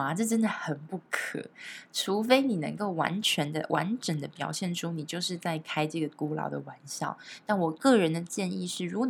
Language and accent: Chinese; Taiwan; 其实我台湾人玩的真的比较少，现在也还是啦